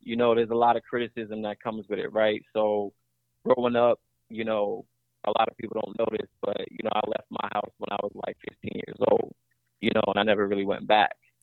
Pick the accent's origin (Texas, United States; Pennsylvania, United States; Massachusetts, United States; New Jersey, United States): New Jersey, United States; Elizabeth; now in Atlanta, United States; I actually was born and raised in Elizabeth, New Jersey.